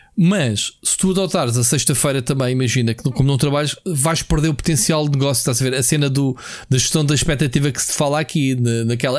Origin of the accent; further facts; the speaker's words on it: Portugal; eu sou português